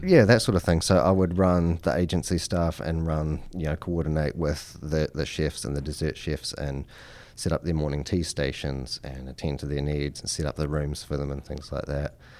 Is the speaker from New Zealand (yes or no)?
yes; New Zealand; moved away as an adult; now in Henrico County, United States; I'm from New Zealand